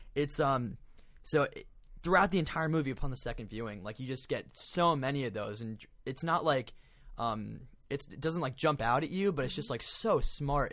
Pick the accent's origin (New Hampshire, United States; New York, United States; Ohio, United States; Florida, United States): Florida, United States; I'm from Florida.